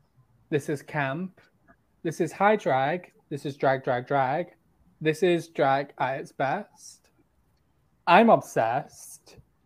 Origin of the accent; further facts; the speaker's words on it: United Kingdom; I can't help that I'm British.